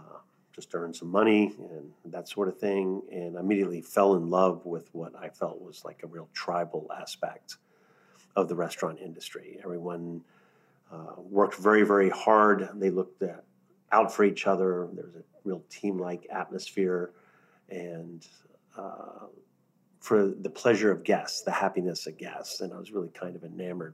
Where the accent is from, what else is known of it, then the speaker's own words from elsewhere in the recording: New Orleans, Louisiana, United States; And my experience of living and growing up in New Orleans really dramatically changed my life.